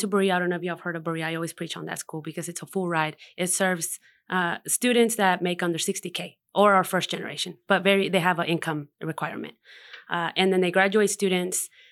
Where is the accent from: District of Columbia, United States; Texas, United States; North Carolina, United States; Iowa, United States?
North Carolina, United States; Hendersonville; born or raised there; also born or lived in Mexico